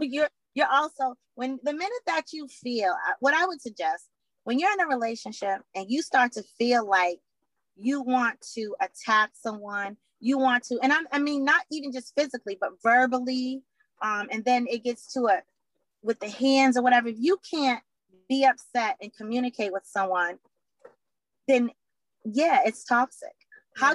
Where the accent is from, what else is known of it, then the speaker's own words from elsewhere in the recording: Boston, Massachusetts, United States; I am from Boston, Mass, born and raised here